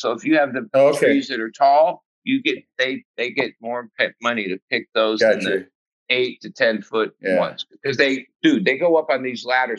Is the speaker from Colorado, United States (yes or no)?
no; California, United States; I'm from SoCal.